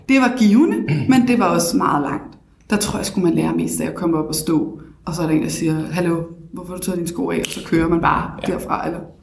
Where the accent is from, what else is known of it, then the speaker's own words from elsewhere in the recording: Copenhagen, Capital Region of Denmark, Denmark; also born or lived in Bagsværd; Født og opvokset på Stenbroen, Nørrebro. Boet lidt af mit liv også i Bagsvær